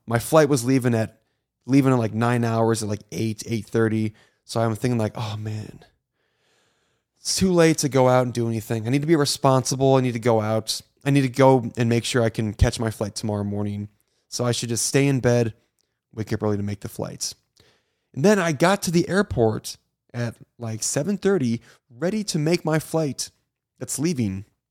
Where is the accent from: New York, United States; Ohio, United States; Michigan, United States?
Michigan, United States; East Lansing; I was born in East Lansing